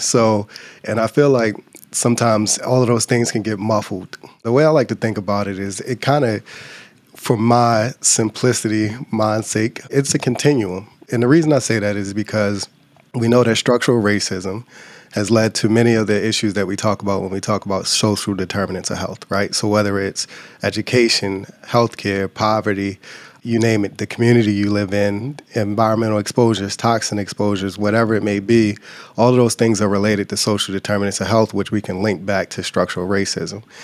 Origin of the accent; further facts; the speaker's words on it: Baltimore, Maryland, United States; moved away as an adult; also born or lived in Louisiana / Virginia / Michigan; Grew up in Baltimore, Maryland